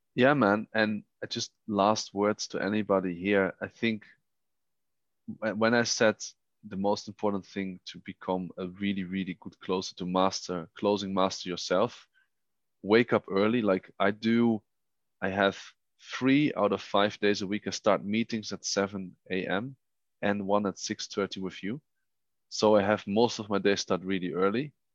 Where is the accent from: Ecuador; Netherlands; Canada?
Netherlands; moved away as an adult; now in Vienna, Austria; I was born in the Netherlands